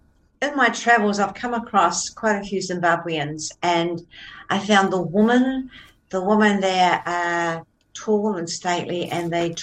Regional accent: New Zealand; now in Australia; I look upon myself as I'm a Kiwi Aussie

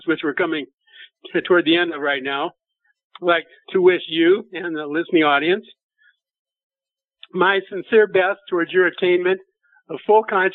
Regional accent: Nebraska, United States; moved away; I'm from Nebraska originally.

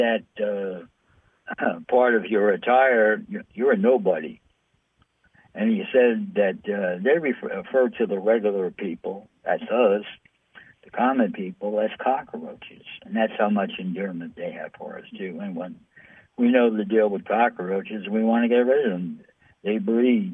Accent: New York City, New York, United States; I'm from New York City.

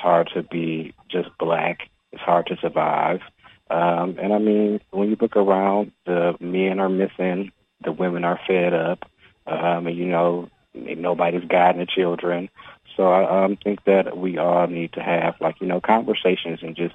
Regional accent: Detroit, Michigan, United States; also born or lived in Atlanta; I was born and raised in Detroit

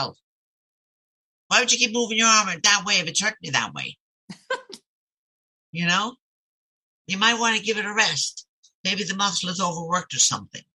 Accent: Ireland; born or raised there; now in United States

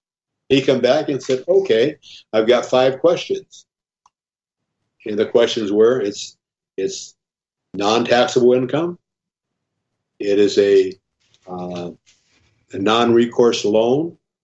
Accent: Omaha, Nebraska, United States; Yeah, I'm from Omaha, and I guess I learned this from my dad a long time ago, that people can lie, but numbers don't.

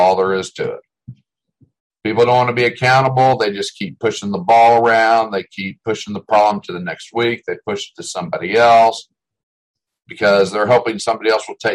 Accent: Delaware, United States; now in Texas, United States; when I grew up in Delaware

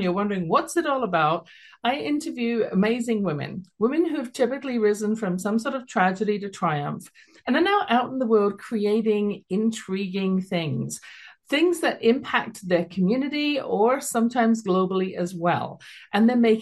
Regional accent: London, United Kingdom; now in Calgary, Canada; you can tell from my accent, originally from London, England

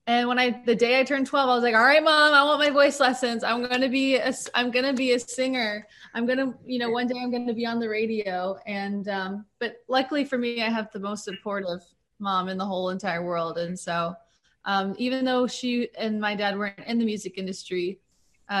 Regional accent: Pensacola Beach, Florida, United States; now in Nashville, United States; I grew up in Pensacola Beach, Florida

